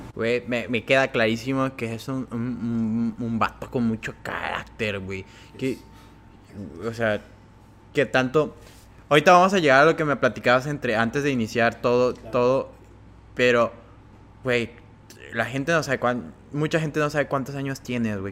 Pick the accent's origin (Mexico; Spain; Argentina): Mexico; Cárdenas, Tabasco; moved away; Yo soy de Cárdenas